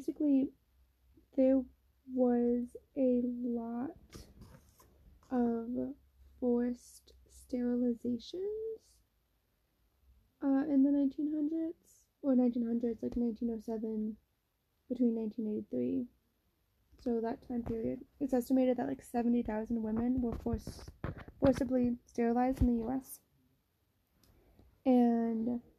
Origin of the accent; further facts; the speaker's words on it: United States; moved away as an adult; now in Netherlands; I'm American